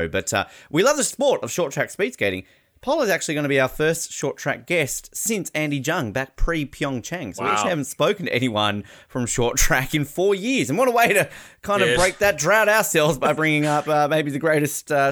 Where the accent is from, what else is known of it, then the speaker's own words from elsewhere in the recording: Tasmania, Australia; as a Tasmanian, as an Australian